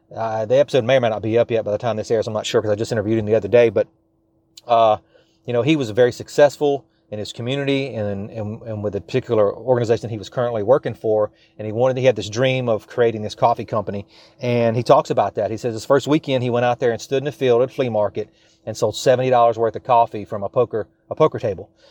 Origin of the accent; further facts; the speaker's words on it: South Louisiana, United States; I am from South Louisiana